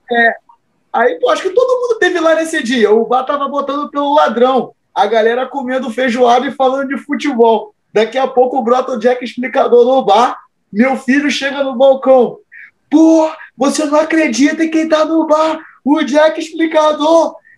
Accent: Cabo Frio, Rio de Janeiro, Brazil; eu sou de Itajuru, favela aqui de Cabo Frio. Eu tinha meus amigos, eram da favela ali

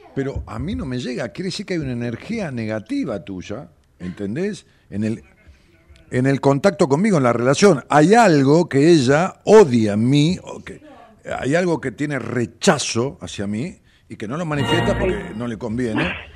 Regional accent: Ramos Mejía, Buenos Aires Province, Argentina; yo soy de Ramos

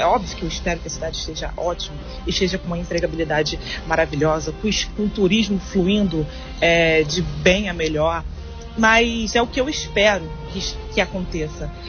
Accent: Angra dos Reis, Rio de Janeiro, Brazil; also born or lived in Ilha Grande; Sou nascida e criada aqui na cidade de Angra dos Reis.

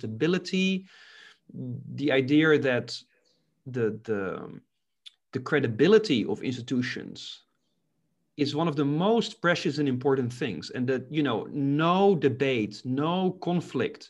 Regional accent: Netherlands; also born or lived in Albania; when I came back from Albania to the Netherlands in 2017, I really looked at my own country

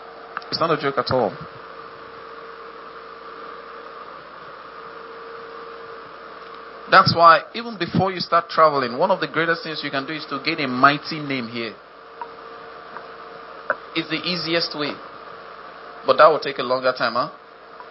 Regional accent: Nigeria; you brought me into one of the most notorious countries in the planet

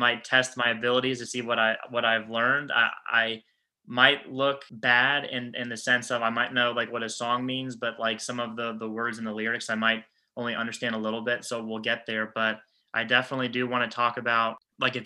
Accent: Orlando, Florida, United States; me growing up in Orlando

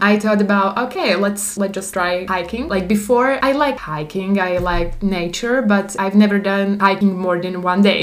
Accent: Slovakia; English is a second language; moved away as an adult; also born or lived in Prague, Czech Republic / Taiwan; from Slovakia, but I lived in Czechia.

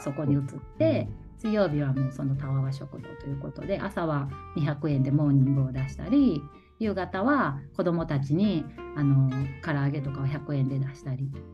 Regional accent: Ikoma, Nara, Japan; 生まれも育ちも生駒

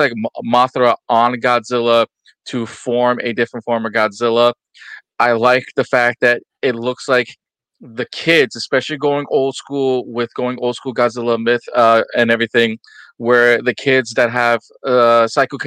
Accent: New York, United States; Me being a New Yorker

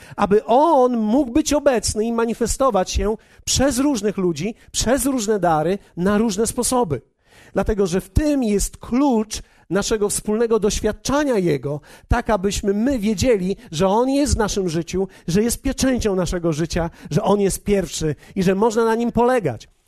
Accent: Poland; my w Polsce

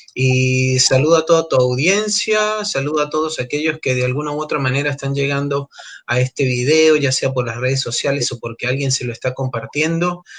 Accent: Venezuela; moved away as an adult; also born or lived in Argentina; now in Buenos Aires, Argentina; soy venezolano, tengo ocho años acá en la Argentina

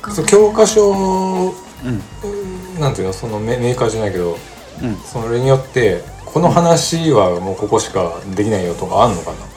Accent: Mie, Japan; 三重県の俺らが住んでる津とか鈴鹿

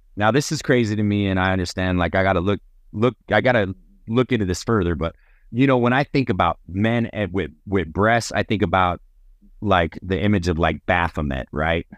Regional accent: New Mexico, United States; I'm from New Mexico

